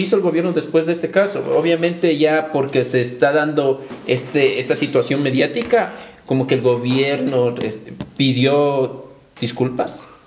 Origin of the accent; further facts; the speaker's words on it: Ecuador; Somos el pueblo, somos ecuatorianos